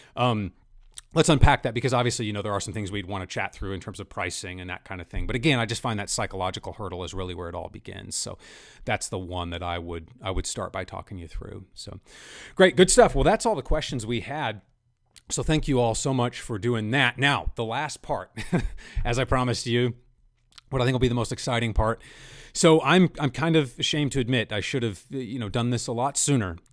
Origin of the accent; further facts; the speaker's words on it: central Kansas, United States; I grew up in central Kansas myself